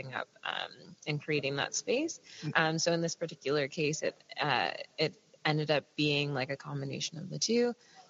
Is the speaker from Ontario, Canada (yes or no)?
yes; a town an hour outside of Toronto, Ontario, Canada; I grew up in a town like maybe say an hour outside of Toronto